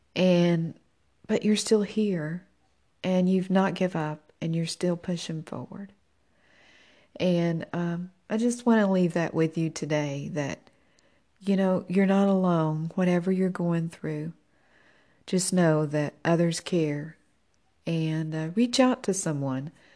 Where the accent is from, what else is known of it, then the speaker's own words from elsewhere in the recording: Tennessee, United States; moved away as an adult; I'm originally from Tennessee.